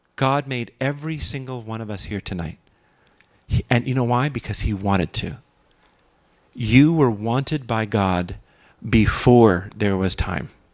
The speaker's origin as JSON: {"language": "English", "town": "Los Angeles", "region": "California", "country": "United States", "tie": "born or raised there", "said": "I grew up in Los Angeles"}